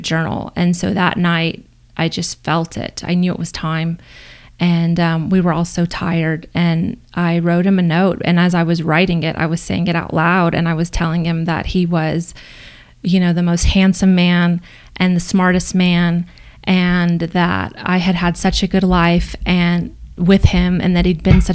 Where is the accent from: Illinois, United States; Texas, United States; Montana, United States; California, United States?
Texas, United States; Corpus Christi; moved away as an adult; now in Boulder, United States; I moved back to my hometown in Corpus Christi